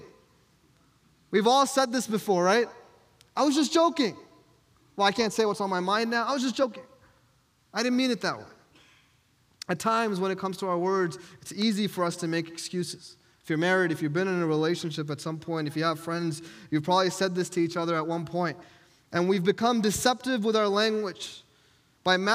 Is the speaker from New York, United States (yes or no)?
yes; New York, United States; moved away; I'm from New York, and I would always say, hey, I'm from New York. We tell it how it is